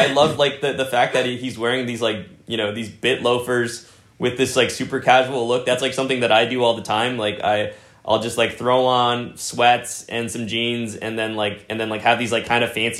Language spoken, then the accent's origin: English; New York City, New York, United States; I think it depends on where you grow up, but I think like growing up in New York City, like you're exposed to so much cool stuff